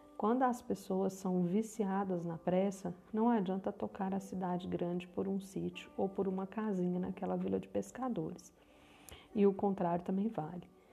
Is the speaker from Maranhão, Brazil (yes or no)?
no; Minas Gerais, Brazil; Eu também sou mineira, falo de Uberlândia, Minas Gerais